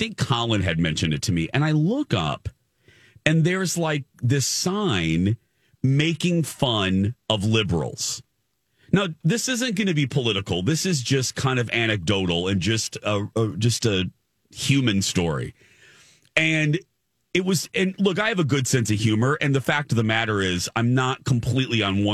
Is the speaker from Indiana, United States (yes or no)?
yes; Indiana, United States; I grew up in Indiana